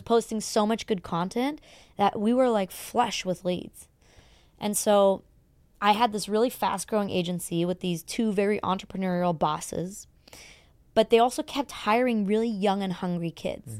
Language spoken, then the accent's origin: English; Germany; moved away as an adult; now in Los Angeles, United States; born and raised in Germany